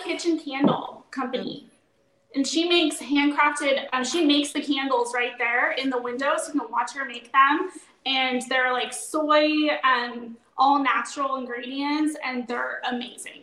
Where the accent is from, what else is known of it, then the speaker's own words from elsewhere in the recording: Ferndale, California, United States; now in Coburg, United States; I grew up in Ferndale in California